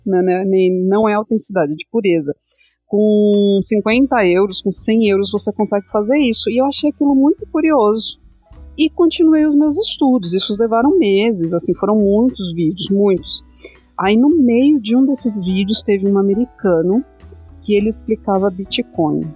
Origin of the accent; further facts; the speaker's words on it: São Paulo, Brazil; eu sou paulista, sou da capital de São Paulo, vim das bordas, das periferias, né? É, nunca morei na favela, mas eu sei toda a aflição que as pessoas passam na periferia. Sempre morei em periferia